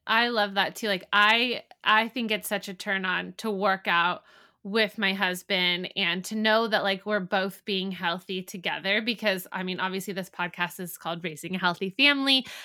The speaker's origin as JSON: {"language": "English", "town": "San Diego", "region": "California", "country": "United States", "moved": "yes", "lives_now": "Midwest, United States", "said": "I'm from San Diego"}